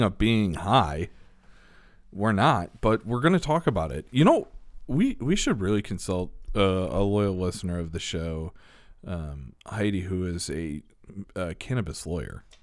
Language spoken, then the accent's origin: English; Elmhurst, Illinois, United States; I grew up in Elmhurst